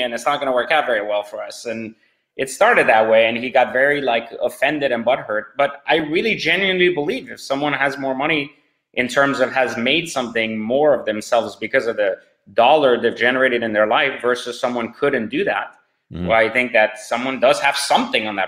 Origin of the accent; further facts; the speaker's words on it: France; also born or lived in Iran; now in United States; I was born in Iran, raised in France.